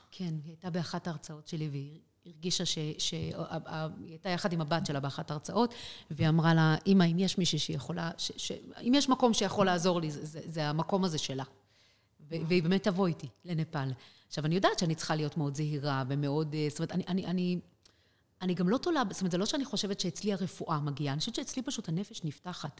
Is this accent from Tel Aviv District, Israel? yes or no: no; Rehovot, Central District, Israel; moved away as an adult; now in Kathmandu, Nepal; ברחובות, כן, ילדה ברחובות